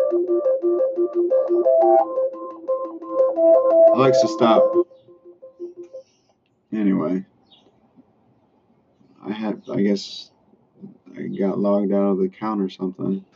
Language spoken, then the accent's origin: English; Chicago, Illinois, United States; now in Florida, United States; I'm from Chicago area